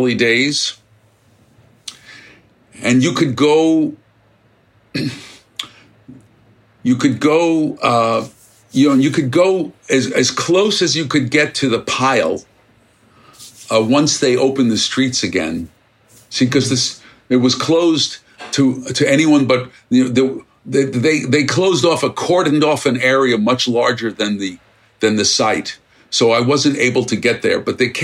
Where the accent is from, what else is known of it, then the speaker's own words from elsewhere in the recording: New York City, New York, United States; I grew up in Brooklyn